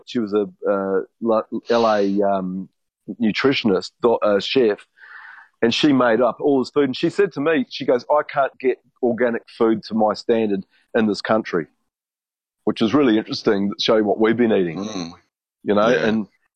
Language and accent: English; London, United Kingdom; I'm from London.